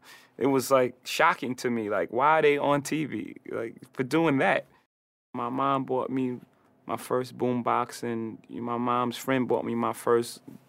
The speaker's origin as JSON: {"language": "English", "town": "Brooklyn", "region": "New York", "country": "United States", "said": "I'm a kid from Marcy Projects from Brooklyn, so it made me exactly who I am."}